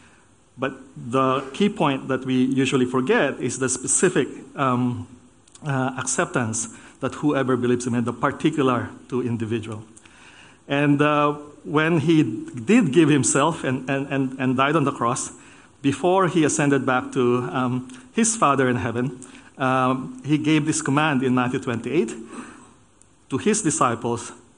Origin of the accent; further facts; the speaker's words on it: Philippines; moved away as an adult; also born or lived in United States / Germany; now in Australia; I was born in the Philippines